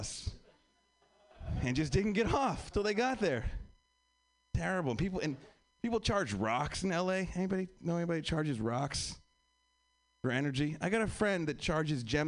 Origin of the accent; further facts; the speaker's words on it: Pennsylvania, United States; also born or lived in New York; now in Los Angeles, United States; I'm from Pennsylvania. I live in LA now